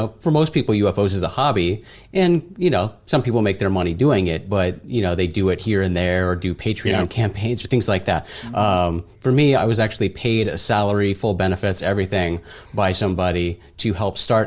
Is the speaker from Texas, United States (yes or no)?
no; Phoenix, Arizona, United States; I grew up in Arizona in the outskirts of Phoenix, remote desert location.